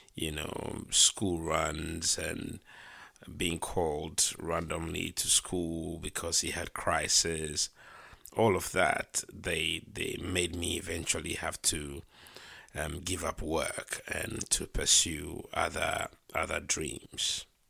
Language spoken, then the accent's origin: English; Ghana; moved away as an adult; now in United Kingdom; I was born in Ghana. I lived in Ghana until, um, my early twenties. I moved to the U K to study